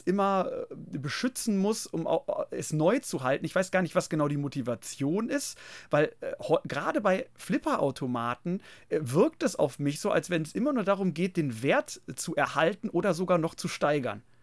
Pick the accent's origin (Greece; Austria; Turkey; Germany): Germany; wir Deutschen